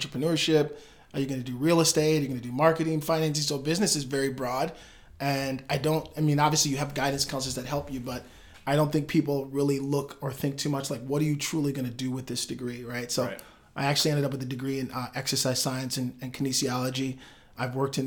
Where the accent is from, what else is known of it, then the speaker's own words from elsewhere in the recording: Madison, Wisconsin, United States; I'm from Madison, Wisconsin, born and raised